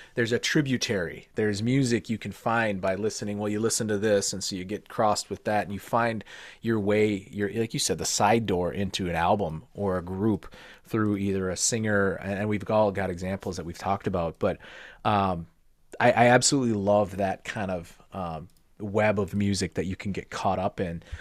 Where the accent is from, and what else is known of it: Minnesota, United States; born or raised there